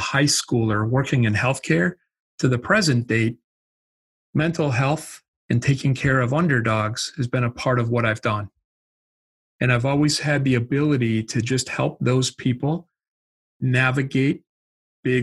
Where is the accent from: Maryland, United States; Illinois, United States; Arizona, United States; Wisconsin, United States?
Wisconsin, United States; I grew up in Wisconsin, so that's the accent.